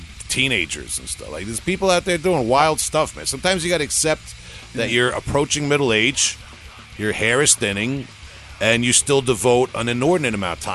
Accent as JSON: {"language": "English", "region": "New York", "country": "United States", "said": "I'm from New York. I can't recognize anybody's accent."}